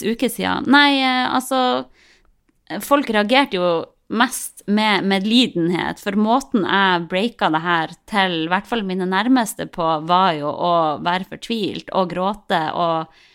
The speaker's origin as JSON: {"language": "Norwegian", "town": "Harstad", "region": "Troms", "country": "Norway", "said": "vi er jo fra Harstad begge to, jeg og typen min"}